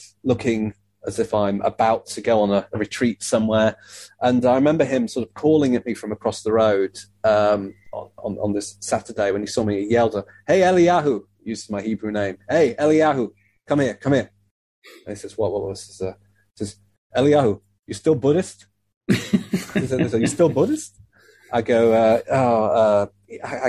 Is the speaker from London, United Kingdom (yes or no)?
no; Leeds, Yorkshire and the Humber, United Kingdom; the Jewish community in Leeds, which is very small and kind of compact, it almost had kind of felt to me anyway, growing up there